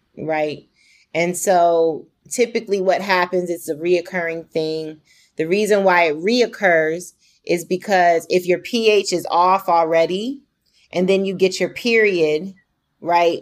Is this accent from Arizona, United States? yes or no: yes; Phoenix, Arizona, United States; also born or lived in Virginia / DMV area; I grew up in Phoenix, North Phoenix